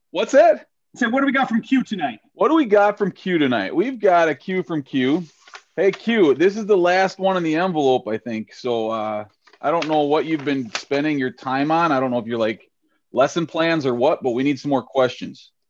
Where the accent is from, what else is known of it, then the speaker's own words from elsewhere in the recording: St. Paul, Minnesota, United States; Patrick's Day parade in St. Paul, Minnesota that we always marched in when we were kids. Uh, we're, we're pretty Irish over at our house, even with the last name ….